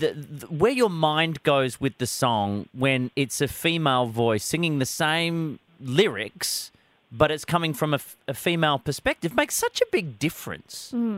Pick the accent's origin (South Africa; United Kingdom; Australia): Australia; Perth, Western Australia; my hometown of Perth